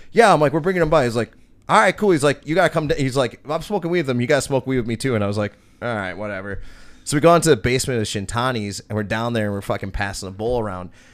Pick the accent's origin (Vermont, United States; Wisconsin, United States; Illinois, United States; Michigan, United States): Wisconsin, United States; Oak Creek; born or raised there